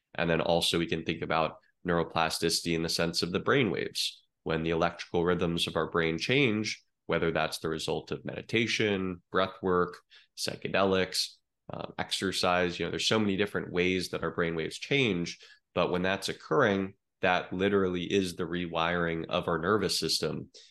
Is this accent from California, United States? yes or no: no; Eugene, Oregon, United States; moved away as an adult; now in Miami, United States; I grew up in Eugene, Oregon, uh, Tracktown, USA